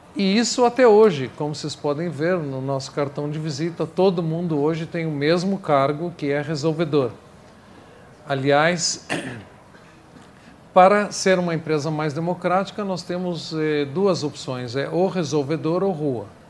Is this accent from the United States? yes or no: yes; New York, United States; Portuguese is a second language; moved away as an adult; now in Brazil; eu nasci no Brooklyn, Nova York, Estou no Brasil há 24 anos